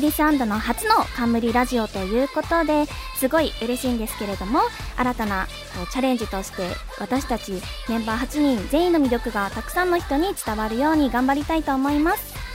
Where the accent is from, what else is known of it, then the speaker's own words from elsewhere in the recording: Okinawa, Japan; 出身は沖縄県出身です